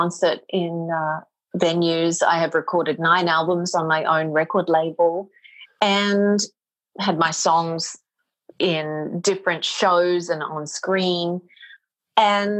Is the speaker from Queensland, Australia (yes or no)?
yes; Mackay, Queensland, Australia; moved away as an adult; now in New York City, United States; I am originally from Australia. I moved to New York City in the year 2000